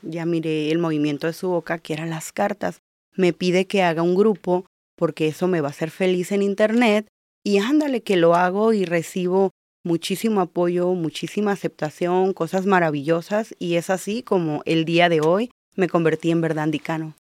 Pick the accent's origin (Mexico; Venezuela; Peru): Mexico; Baja California Sur; also born or lived in Mazatlán, Sinaloa; now in Tijuana, Mexico; Yo soy de Mazatlán, pero crecí en la Baja Sur, así que básicamente yo siempre digo, soy chollera.